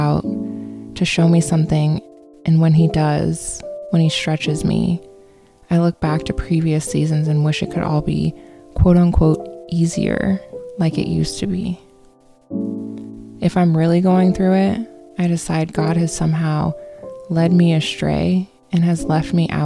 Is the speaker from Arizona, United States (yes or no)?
yes; Phoenix, Arizona, United States; Growing up in Phoenix, I didn't get the quintessential experience of all four seasons